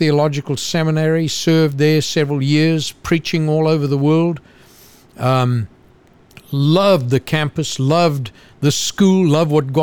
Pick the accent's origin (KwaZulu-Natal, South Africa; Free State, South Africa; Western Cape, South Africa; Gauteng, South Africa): KwaZulu-Natal, South Africa; Zululand; moved away as an adult; now in United States; I was born in Zululand, which is the upper east coast bordering on Mozambique. So that's where I was born and raised.